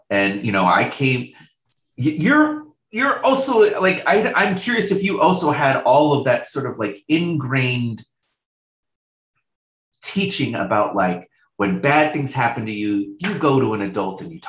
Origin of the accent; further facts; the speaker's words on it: Riverside, California, United States; also born or lived in Boise, Idaho; I moved from Boise, Idaho to Riverside, California.